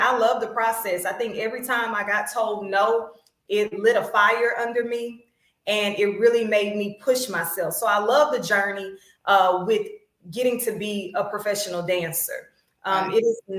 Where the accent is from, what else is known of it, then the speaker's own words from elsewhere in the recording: Beaumont, Texas, United States; I am from Beaumont, Texas. I am a proud graduate of Westbrook High School. So I've been in BISD my entire life, even including now.